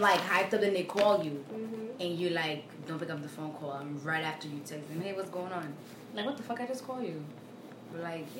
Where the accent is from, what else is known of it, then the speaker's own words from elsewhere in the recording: Haiti; moved away; I'm from Haiti, right?